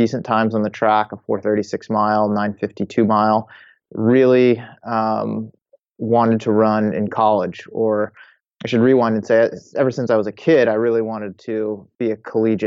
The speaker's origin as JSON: {"language": "English", "region": "Massachusetts", "country": "United States", "tie": "born or raised there", "said": "I grew up in Massachusetts, spent most of my life there"}